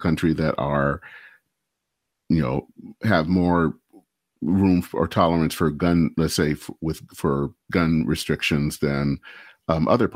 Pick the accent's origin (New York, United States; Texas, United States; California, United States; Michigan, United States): Michigan, United States; I hail from Michigan, and Dale Kildee was the person that represented my era, a part of the state